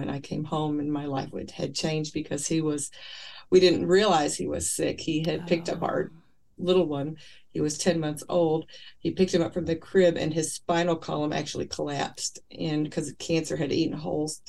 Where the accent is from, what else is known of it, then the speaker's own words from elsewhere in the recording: Kentucky, United States; I was raised in Kentucky